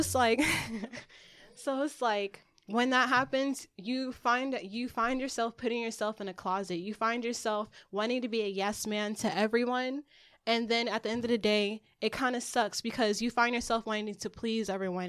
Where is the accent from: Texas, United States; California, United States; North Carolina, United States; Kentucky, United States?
California, United States; also born or lived in Marietta, Georgia / Newark; I come from country, but I was raised in Cali